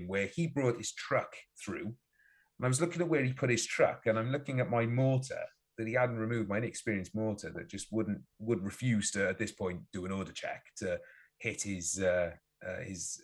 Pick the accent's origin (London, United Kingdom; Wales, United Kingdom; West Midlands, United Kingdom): Wales, United Kingdom